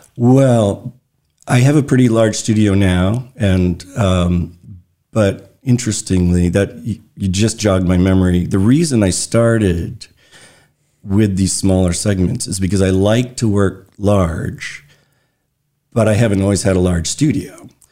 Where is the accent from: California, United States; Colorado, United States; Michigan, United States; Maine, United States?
Maine, United States; Brooks; also born or lived in Brunswick, Maine / Freeport, Maine; by the time I started school, we moved to Brooks, Maine, which is tiny little town on the Moosehead Trail north of Belfast. Uh, so that's where I grew up